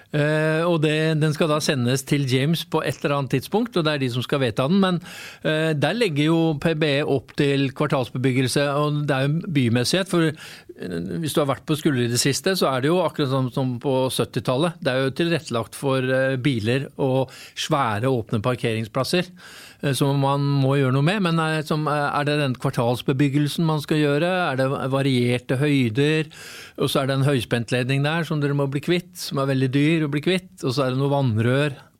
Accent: Oslo, Norway; det er jo da et steinkast unna der jeg er vokst opp

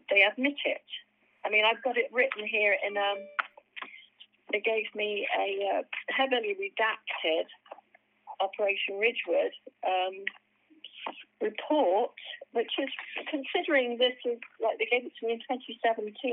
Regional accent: United Kingdom; and I'm British

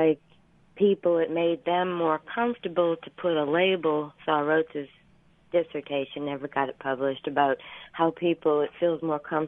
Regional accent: New Orleans, Louisiana, United States; moved away; also born or lived in New York; I'm from New Orleans

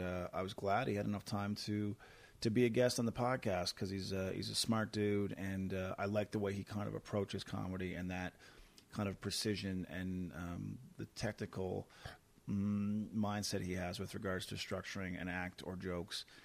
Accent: Canada; as a Canadian

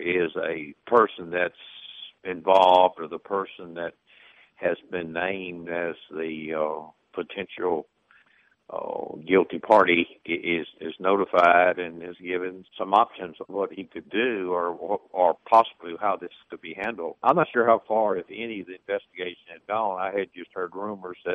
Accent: the South, United States; we're from the South

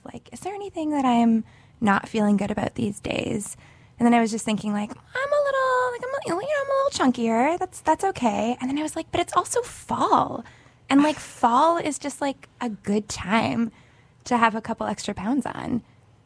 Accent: Montreal, Quebec, Canada; I am from Montreal, Canada

